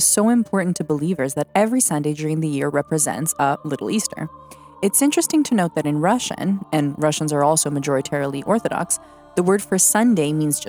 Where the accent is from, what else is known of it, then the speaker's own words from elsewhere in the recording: Canada; I was born and raised in Canada, surrounded by the Serbian community